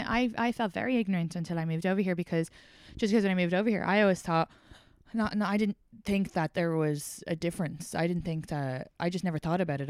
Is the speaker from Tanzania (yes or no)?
no; outside Dublin, Leinster, Ireland; accent: Irish; moved away as an adult; now in New York, United States; I grew up outside Dublin